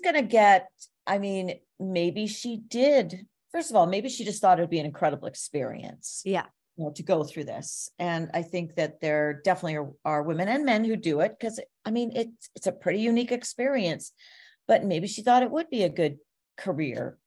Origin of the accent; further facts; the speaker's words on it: Toronto, Ontario, Canada; I'm from Toronto.